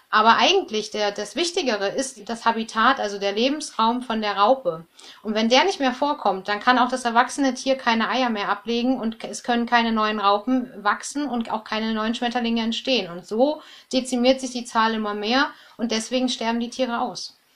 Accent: Germany; bei uns in Deutschland

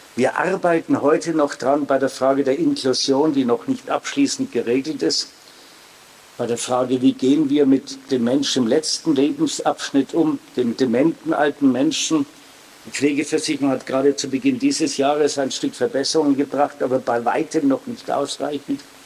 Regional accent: Hersbruck, Bavaria, Germany; Ich bin in Herzbruck aufgewachsen, neben einem katholischen Orden.

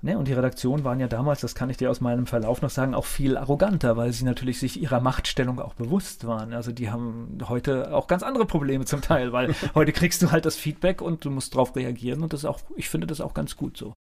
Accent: North Rhine-Westphalia, Germany; moved away; ich komme auch aus Nordrhein-Westfalen gebürtig

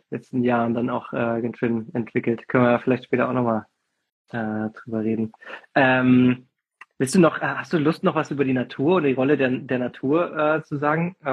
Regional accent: Fulda, Hesse, Germany; ich bin ja bei Fulda groß geworden, sind wir immer, haben uns an die Milseburg fahren lassen. Das ist so in, in der Rhön.

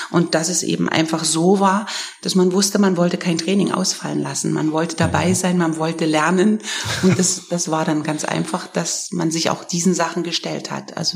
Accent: Germany; bei uns gab es natürlich äh, zu DDR-Zeiten, da wo ich groß geworden bin

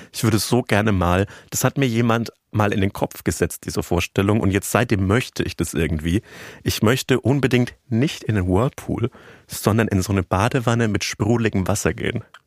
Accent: rural Franconia, Bavaria, Germany; accent: Franconian; Und ich bin im ländlichen Franken aufgewachsen.

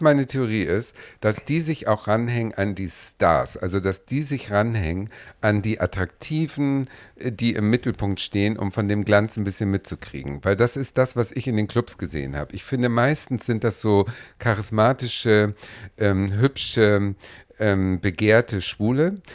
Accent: Hamburg, Germany; ich bin Hamburgerin

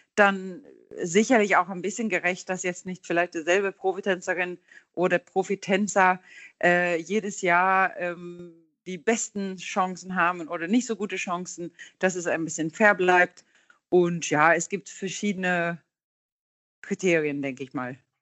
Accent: Gothenburg, Västra Götaland, Sweden; German is a second language; now in Hamburg, Germany; ich stamme aus Göteborg, ist ja auch unser Hafenstadt in Schweden

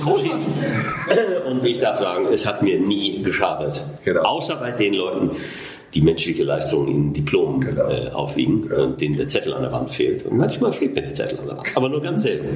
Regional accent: Ruhr area, North Rhine-Westphalia, Germany; ich bin durch Zufall im Ruhrgebiet geboren und da auch äh, lebe da auch

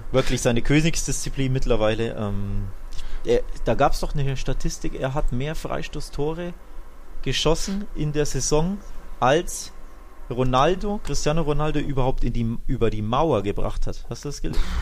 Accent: Seville, Andalusia, Spain; Ich komme aus Sevilla.

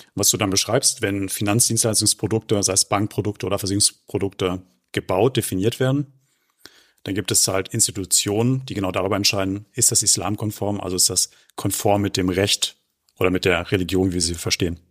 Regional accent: Germany; bei uns in Deutschland

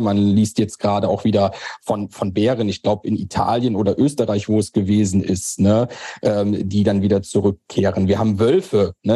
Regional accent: Germany; also born or lived in Eifel; bei uns in Deutschland

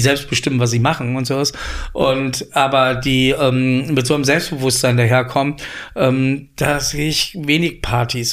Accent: Koblenz, Rhineland-Palatinate, Germany; moved away as an adult; also born or lived in Paris, France; now in Berlin, Germany; in Koblenz, wo ich herkomme

